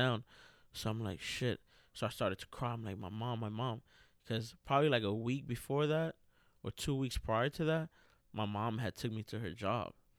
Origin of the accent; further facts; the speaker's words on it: New York City, New York, United States; now in Lancaster, Pennsylvania, United States; what I really remember the most about growing up in New York City was just being outside